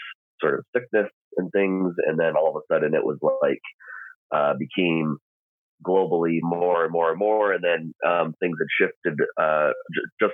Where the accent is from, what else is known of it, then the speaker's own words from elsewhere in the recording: Michigan, United States; now in Moscow, United States; I'm originally from Michigan